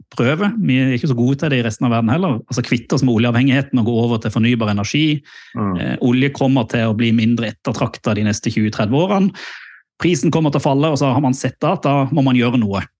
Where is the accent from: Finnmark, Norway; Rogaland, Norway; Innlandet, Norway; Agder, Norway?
Agder, Norway; Mandal; da jeg vokste opp i, i Mandal.